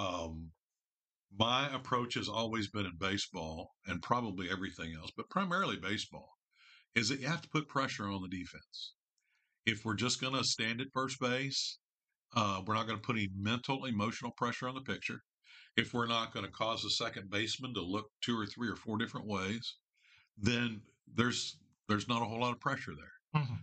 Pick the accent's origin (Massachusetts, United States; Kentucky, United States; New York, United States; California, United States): Kentucky, United States; Fort Thomas; also born or lived in Grantsville, Kentucky; 72, we moved from Grantsville, Kentucky to Fort Thomas